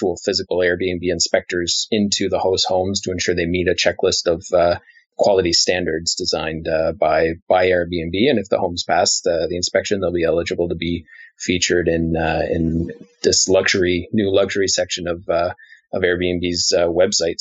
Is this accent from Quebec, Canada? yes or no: yes; Montreal, Quebec, Canada; my hometown of Montreal